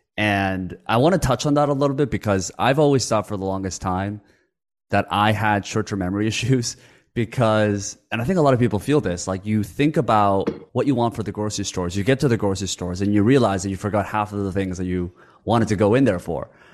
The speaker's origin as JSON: {"language": "English", "country": "Canada", "tie": "born or raised there", "also_born_or_lived": "Korea", "second_language": "English", "said": "I had a language barrier growing up in Canada when I when I moved over from Korea"}